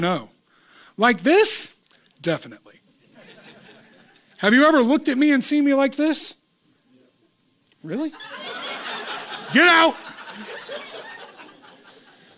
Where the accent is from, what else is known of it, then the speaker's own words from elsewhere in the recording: United States; I grew up in America